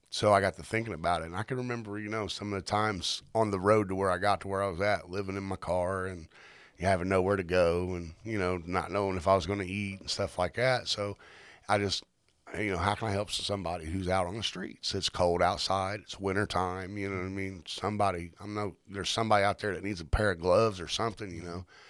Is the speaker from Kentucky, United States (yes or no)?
no; Indianapolis, Indiana, United States; now in Mooresville, United States; I originally had born and raised in Fountain Square, back when it wasn't such a good spot to live.